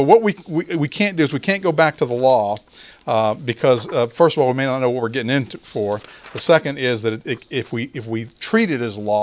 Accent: Memphis, Tennessee, United States; I grew up in Memphis

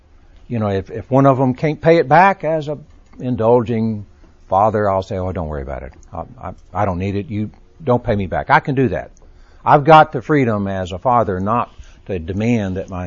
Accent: Texas, United States; now in Birmingham, United States; I was born and raised in Texas. I'm a child of the South. I live in Birmingham

